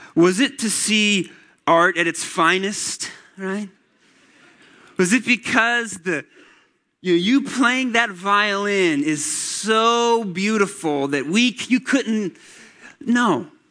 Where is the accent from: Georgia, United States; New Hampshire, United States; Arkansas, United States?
Georgia, United States; Atlanta; I grew up in Atlanta, Georgia